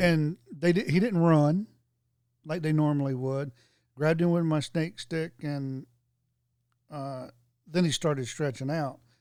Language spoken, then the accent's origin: English; Florida, United States; moved away; I was born in Florida, then lived there a long time